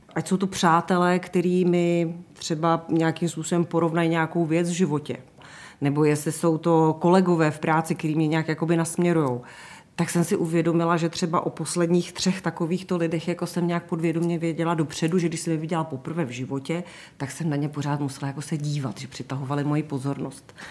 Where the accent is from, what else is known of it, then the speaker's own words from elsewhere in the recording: Vysočina Region, Czechia; also born or lived in Český Krumlov; now in Prague, Czechia; Já pocházím z Vysočiny, já jsem tak jako vykořeněná vlastně, ale vzhledem k tomu, že v Praze žiju více jak 30 let